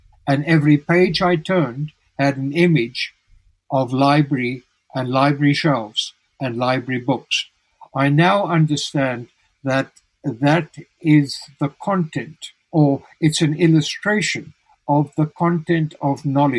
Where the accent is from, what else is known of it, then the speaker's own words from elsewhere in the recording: South Africa; moved away as an adult; also born or lived in Tucson, Arizona; in South Africa, I was very ill